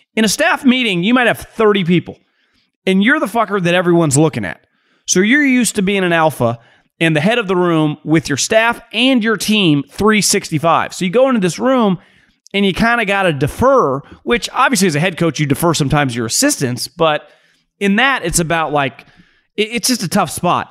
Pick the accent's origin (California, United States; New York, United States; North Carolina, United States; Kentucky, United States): California, United States; moved away as an adult; now in Arizona, United States; I grew up in California